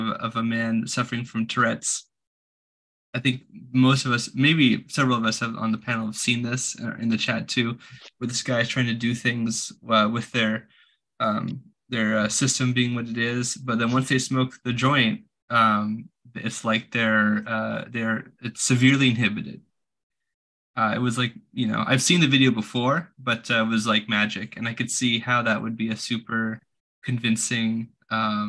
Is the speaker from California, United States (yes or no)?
yes; California, United States; I'm from California.